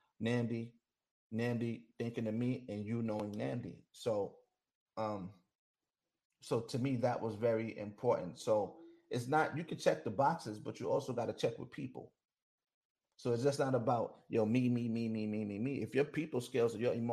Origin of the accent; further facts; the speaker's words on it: New York, United States; I'm from New York